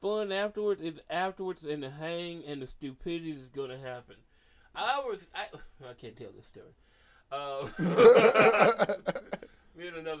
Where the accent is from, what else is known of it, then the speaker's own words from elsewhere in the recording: Memphis, Tennessee, United States; It's Memphis. I didn't grow up anywhere else. Memphis was fun.